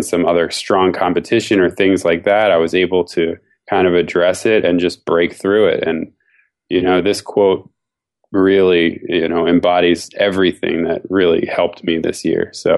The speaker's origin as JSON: {"language": "English", "town": "Philadelphia", "region": "Pennsylvania", "country": "United States", "tie": "born or raised there", "lives_now": "San Francisco, United States", "said": "I'm from San Francisco, grew up in Philadelphia. I moved here about 10 years ago."}